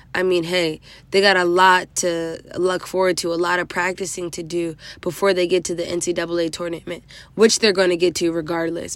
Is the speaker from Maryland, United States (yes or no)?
yes; DMV, Maryland, United States; representing Maryland, my hometown D M V.